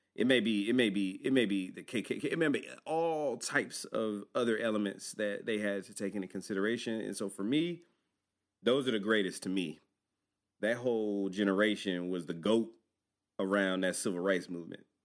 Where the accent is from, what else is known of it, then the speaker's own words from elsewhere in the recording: Georgia, United States; we're from Georgia.